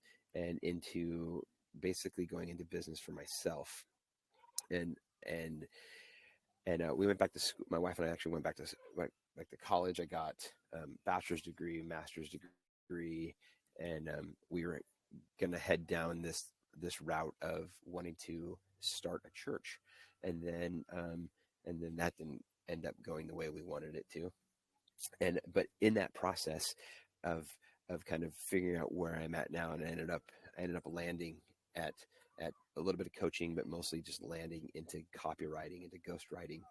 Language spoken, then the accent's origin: English; suburbs of Chicago, the Midwest, Illinois, United States; I grew up in the Midwest, in the suburbs of Chicago mostly